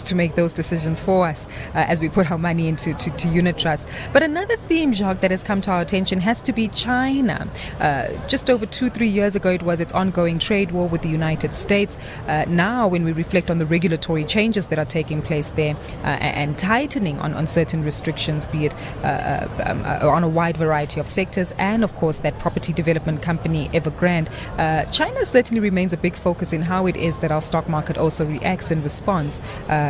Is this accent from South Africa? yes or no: yes; South Africa; us as South African investors